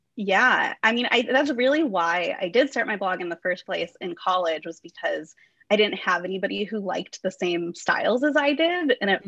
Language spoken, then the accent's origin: English; Orange County, California, United States; also born or lived in Western Illinois University, Illinois; I grew up in Orange County. That's where I am now.